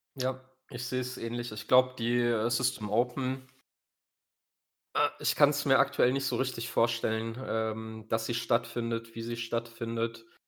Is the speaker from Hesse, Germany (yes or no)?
yes; Äppelwoi-Land, Hesse, Germany; also born or lived in Rodgau, Hesse; ich komme aus dem Appleboy-Land